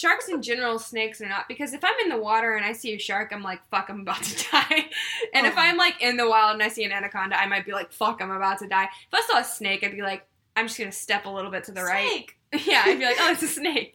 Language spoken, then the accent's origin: English; Texas, United States; growing up in Texas, like, in the middle of, like, pastures and stuff